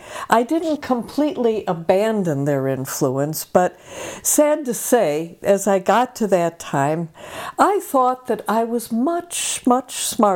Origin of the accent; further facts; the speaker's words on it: Chicago, Illinois, United States; I was born and raised in Chicago. My parents were good, dependable German-Irish folks